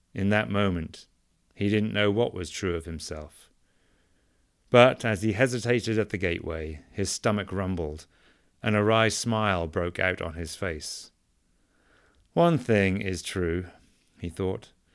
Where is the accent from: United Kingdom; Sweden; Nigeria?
United Kingdom; England; now in United States; Growing up in England